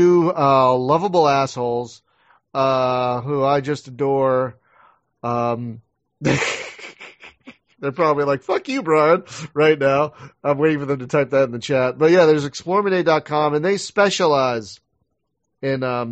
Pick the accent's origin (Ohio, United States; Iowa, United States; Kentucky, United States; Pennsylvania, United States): Pennsylvania, United States; Philadelphia; I'm from Philadelphia